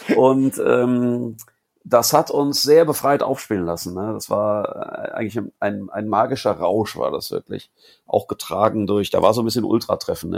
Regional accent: Cologne, North Rhine-Westphalia, Germany; als Kölner

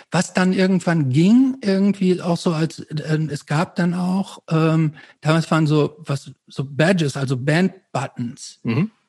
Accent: Hamm, North Rhine-Westphalia, Germany; weil es bei uns in Hamm gab es praktisch das Haus der Schallplatten und es gab noch so einen anderen Schallplattenladen und noch so zwei andere

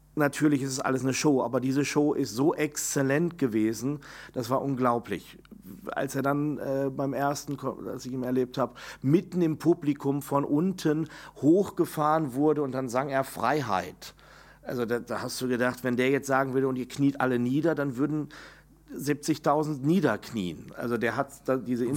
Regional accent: Enger, North Rhine-Westphalia, Germany; also born or lived in Bielefeld; Meine Heimatstadt, empfinde ich, ist dann enger, die Widukind-Stadt. Da, wo ich groß geworden

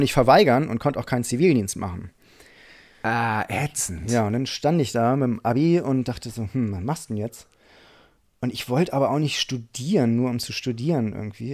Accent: Einbeck, Lower Saxony, Germany; moved away as an adult; now in Hamburg, Germany; Ich komme aus Einbeck.

